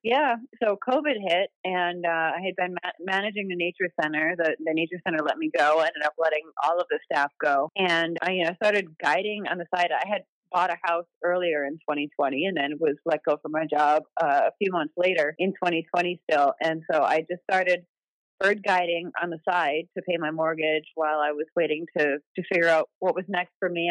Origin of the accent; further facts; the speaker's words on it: Wisconsin, United States; I grew up in Wisconsin, and my mom and I took a, uh, an intro birding class at a local nature center